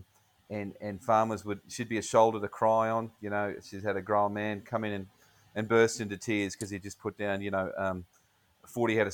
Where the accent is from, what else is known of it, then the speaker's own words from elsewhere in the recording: Tara, Queensland, Australia; I'm from Tara